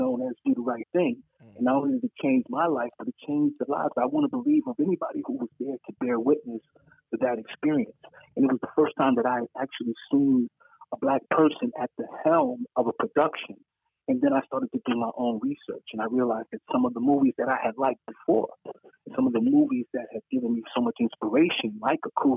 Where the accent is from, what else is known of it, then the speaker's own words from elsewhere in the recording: New York City, New York, United States; growing up on Bethel Stuyvesant on Gates Avenue